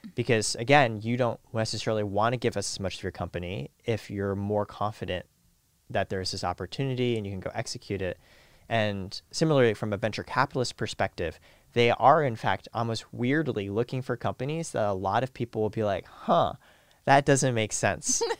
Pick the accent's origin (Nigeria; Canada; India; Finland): Canada; moved away; also born or lived in Silicon Valley; I was born in Canada next to a nuclear power plant